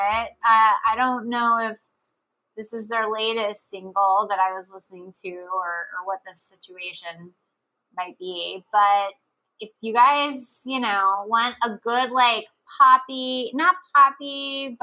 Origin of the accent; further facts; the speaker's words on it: Texas, United States; growing up in Texas